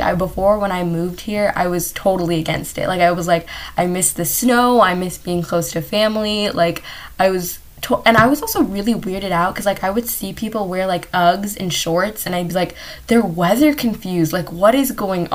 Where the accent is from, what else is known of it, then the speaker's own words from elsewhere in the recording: Los Angeles, California, United States; also born or lived in Chicago; my family moved here when I was like 8